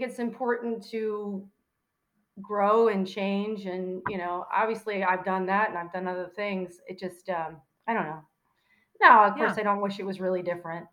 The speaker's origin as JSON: {"language": "English", "town": "Pittsburgh", "region": "Pennsylvania", "country": "United States", "tie": "born or raised there", "also_born_or_lived": "Washington, Pennsylvania / Chicago", "moved": "as an adult", "said": "I grew up in Pittsburgh"}